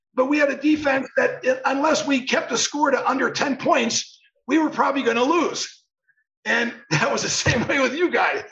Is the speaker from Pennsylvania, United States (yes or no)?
yes; Irwin, Pennsylvania, United States; growing up in Pittsburgh area